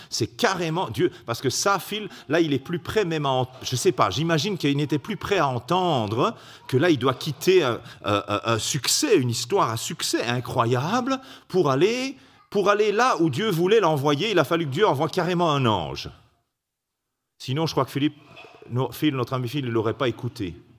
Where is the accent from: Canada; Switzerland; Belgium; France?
Belgium; salutations de Belgique